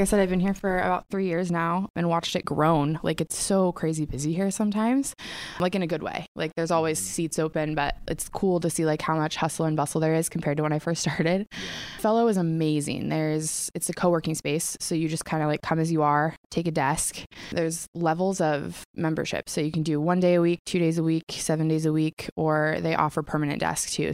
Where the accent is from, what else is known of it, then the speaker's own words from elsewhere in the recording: Coeur d'Alene, Idaho, United States; I was born and raised in Coeur d'Alene, Idaho.